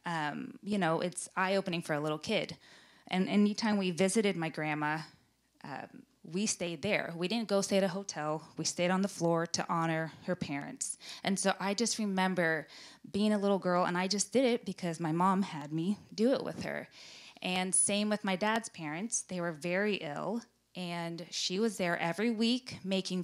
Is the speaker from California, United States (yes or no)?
yes; Glendale, California, United States; we grew up in Glendale, California